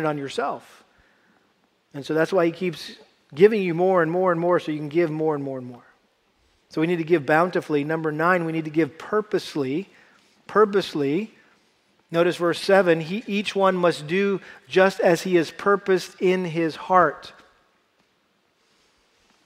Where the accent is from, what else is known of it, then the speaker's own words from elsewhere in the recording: Massachusetts, United States; I had to do a lot of harvesting growing up in Massachusetts with our garden